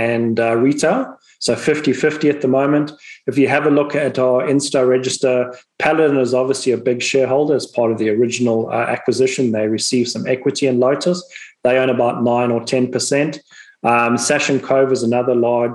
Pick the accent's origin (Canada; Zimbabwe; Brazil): Zimbabwe; moved away; people might be able to pick up from my accent, I'm originally from Zimbabwe as well